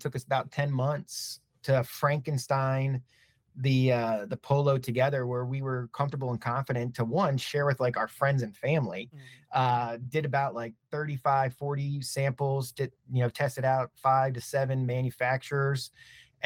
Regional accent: Maryland, United States; moved away as an adult; also born or lived in Philadelphia, United States / Brooklyn, New York, United States; now in Dallas, United States; born and raised in Maryland, went to school in Philly, lived in Brooklyn for about 5 years

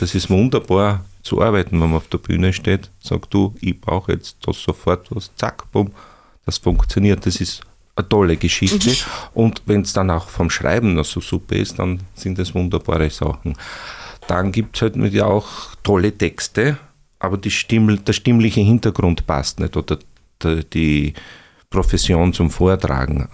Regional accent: Upper Styria, Austria; also born or lived in Bruck an der Mur / Breitenau / Graz; ich stamme auch aus der Obersteiermark

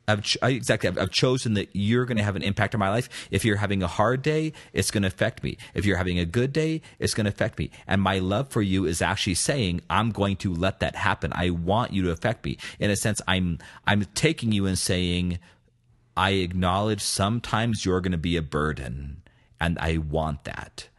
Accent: United States; I'm patriotic about being American

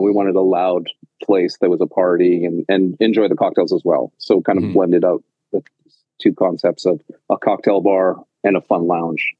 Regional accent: Penticton, British Columbia, Canada; moved away as an adult; also born or lived in Victoria / Vancouver / Los Angeles / Cartagena; now in New York City, United States; I am born and raised in Penticton in British Columbia and uh, spent up until the end of high school there

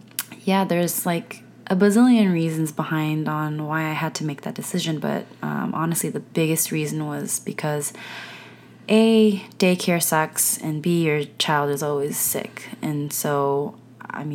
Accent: South Korea; also born or lived in United States; And so I grew up in the States a little bit, and then I grew up in Korea. And so I'm a mixture of, you know, I'm a hodgepodge of things.

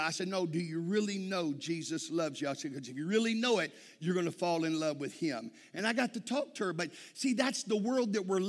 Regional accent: Texas, United States; I'm from Texas.

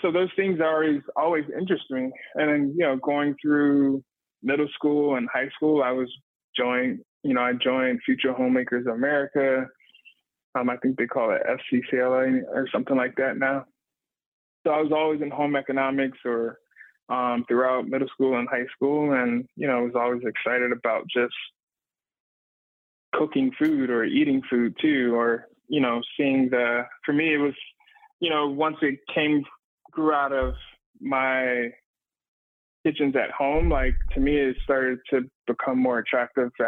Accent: Miami, Florida, United States; also born or lived in Atlanta, Georgia; now in Asheville, United States; growing up in Miami

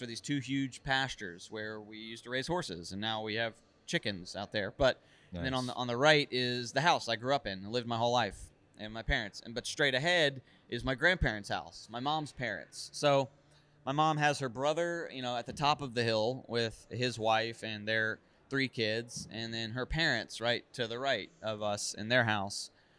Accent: Raleigh, North Carolina, United States; literally where I grew up in Raleigh, because this is unique.

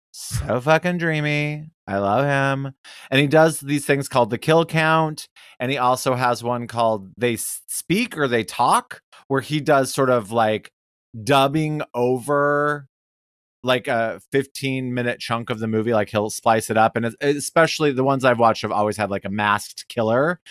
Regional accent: Detroit, Michigan, United States; we're from Detroit

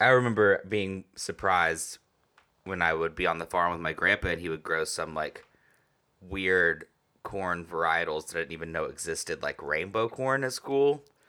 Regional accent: the South, United States; I'm from the South and did it my whole childhood

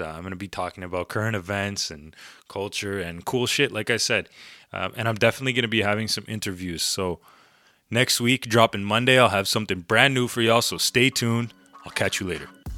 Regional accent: Canada; I'm, I'm Canadian

